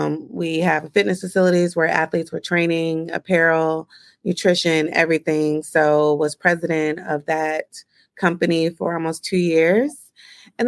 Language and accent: English; Kansas City, United States; moved away as an adult; also born or lived in New York; born and raised in Kansas City